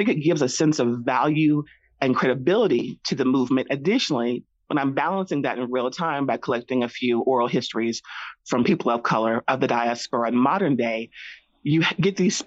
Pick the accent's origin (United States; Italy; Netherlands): United States; the South; moved away; I am originally from the South. So I kind of grew up in this culture